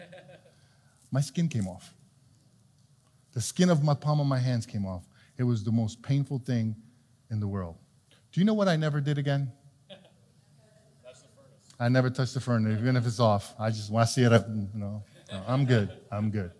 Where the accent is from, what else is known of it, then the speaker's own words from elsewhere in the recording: New York City, New York, United States; When I was a kid, I grew up in New York City in Brooklyn.